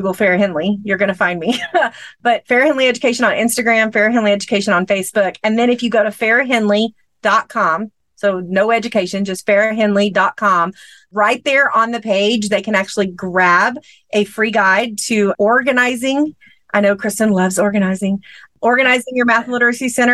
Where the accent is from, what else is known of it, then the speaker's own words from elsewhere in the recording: Texas, United States; a town about 30 minutes from my hometown here in Texas